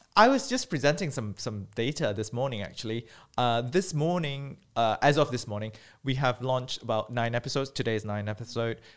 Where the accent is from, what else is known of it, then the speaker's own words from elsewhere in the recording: Malaysia; moved away as an adult; also born or lived in United Kingdom; growing up in Malaysia, I was born and bred